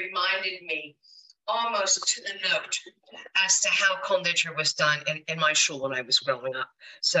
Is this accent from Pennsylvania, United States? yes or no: yes; Harrisburg, Pennsylvania, United States; I grew up in Harrisburg